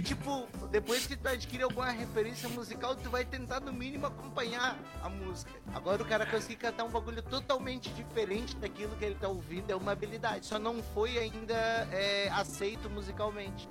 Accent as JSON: {"language": "Portuguese", "region": "Santa Catarina", "country": "Brazil", "said": "Eu sou de Santa Catarina"}